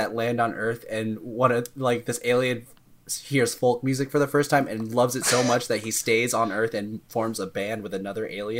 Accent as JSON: {"language": "English", "region": "the South", "country": "United States", "said": "I'm from the South"}